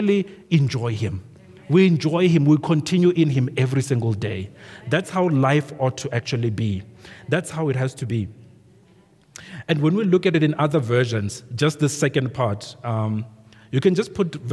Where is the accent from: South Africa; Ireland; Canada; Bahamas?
South Africa; Venda, Limpopo; when we were growing up in Venda